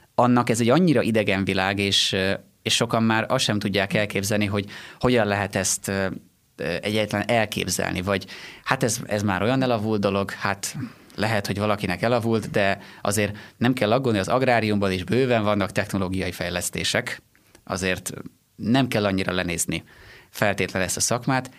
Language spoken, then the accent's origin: Hungarian; Sárbogárd, Fejér, Hungary; also born or lived in Székesfehérvár / Gödöllő; Én Sárbogádról származom